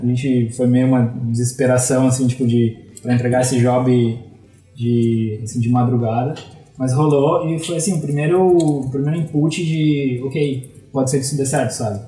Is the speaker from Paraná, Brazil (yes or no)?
yes; Curitiba, Paraná, Brazil; moved away as an adult; also born or lived in Florianópolis; Eu sou de Curitiba, mas sempre soube que sempre vivi entre Curitiba e Florianópolis